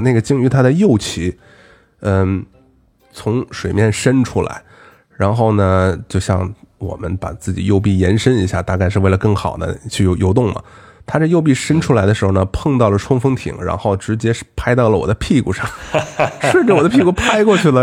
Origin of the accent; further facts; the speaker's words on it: Shandong, China; 我们山东那块儿啊，吃的有，有，有靠海嘛